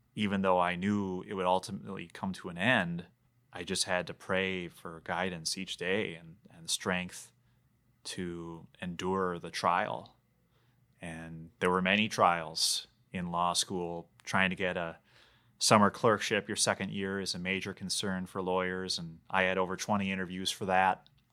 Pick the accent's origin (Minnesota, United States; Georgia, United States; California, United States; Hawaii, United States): Minnesota, United States; Bloomington; also born or lived in Brainerd, Minnesota; It's six blocks away from Normandale Community College. It's my hometown.